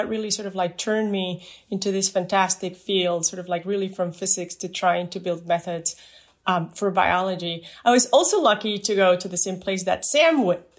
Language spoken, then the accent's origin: English; Mexico; moved away as an adult; also born or lived in Midwest, United States / Germany; now in San Diego, United States; I was born in Mexico, where I did my undergrad in physics, and I was very happy to move to the Midwest with cold temperatures to do my PhD as a Fulbright Fellow.